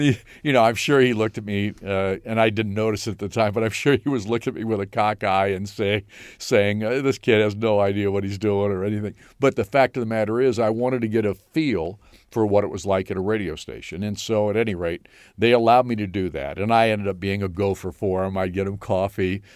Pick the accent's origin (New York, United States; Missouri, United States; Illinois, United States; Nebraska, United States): Illinois, United States; Mendota; also born or lived in Ottawa, Illinois; I'm from Northern Illinois